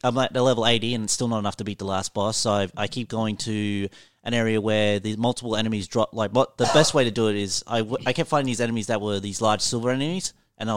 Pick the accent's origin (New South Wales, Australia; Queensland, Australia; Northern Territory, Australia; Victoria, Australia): Northern Territory, Australia; Alice Springs; I'm from Alice Springs, which is a country town in Darwin and everything